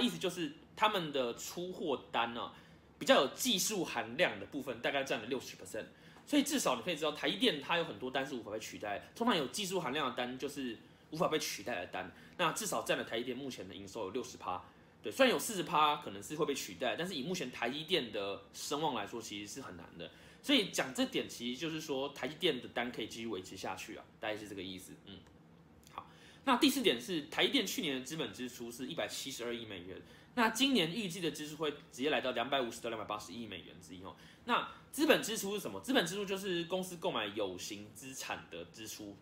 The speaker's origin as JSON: {"language": "Chinese", "country": "Taiwan", "said": "所以我很期待这件事可以成功，身为台湾人哦。"}